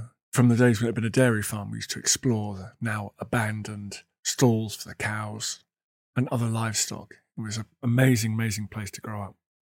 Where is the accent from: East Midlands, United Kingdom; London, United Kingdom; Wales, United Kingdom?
London, United Kingdom; also born or lived in Canada; as well as being a Brit, I have dual citizenship. I am also a Canadian, proud passport holder of that wonderful country. I was born in London, England, so I don't sound like it. I was raised predominantly in the UK, but my Canadian mum, or mom